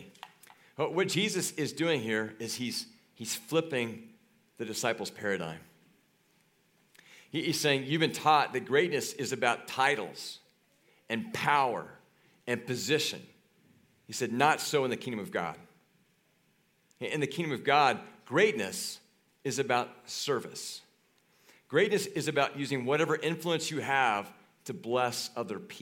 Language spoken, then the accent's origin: English; Kansas, United States; moved away; I grew up in Kansas.